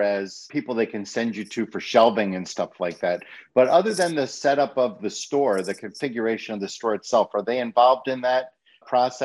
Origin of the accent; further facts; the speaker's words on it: New York, United States; I'm a New Yorker